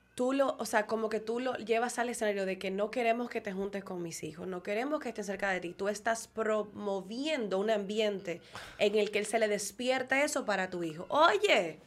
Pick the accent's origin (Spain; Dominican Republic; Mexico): Dominican Republic; yo soy dominicano, ok, porque me tocó